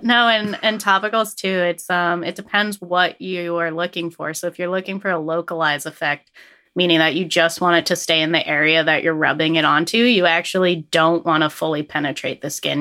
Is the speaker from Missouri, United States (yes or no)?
no; Fairfax, Vermont, United States; coming back to my home roots, I grew up in Fairfax